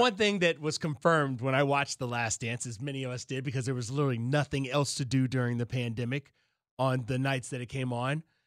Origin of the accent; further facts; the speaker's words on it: Alabama, United States; now in Chicago, United States; I grew up in Alabama